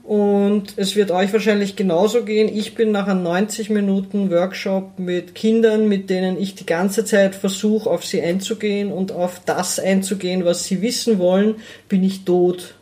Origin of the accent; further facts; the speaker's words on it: Lower Austria, Austria; ich bin in, in, Niederösterreich, in der Nähe von Wien aufgewachsen, in einer mittelgroßen Stadt